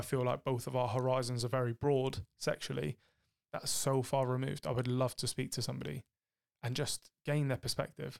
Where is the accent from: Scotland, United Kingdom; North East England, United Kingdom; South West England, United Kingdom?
South West England, United Kingdom; Cornwall; I'm from Cornwall